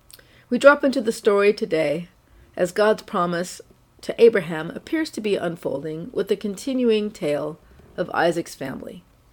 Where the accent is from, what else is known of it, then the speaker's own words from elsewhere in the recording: San Francisco Bay Area, California, United States; also born or lived in Oakland; I grew up in the San Francisco Bay Area and currently live in the city of Oakland, which exists on the unceded land of the Ohlone people.